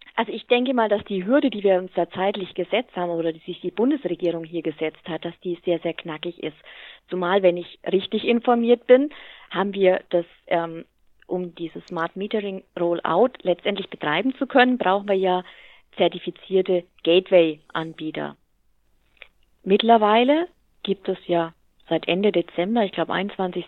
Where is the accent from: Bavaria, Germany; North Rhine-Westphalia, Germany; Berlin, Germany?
Bavaria, Germany; Hammelburg; fühle mich aber hier meiner Heimat sehr, sehr stark verwurzelt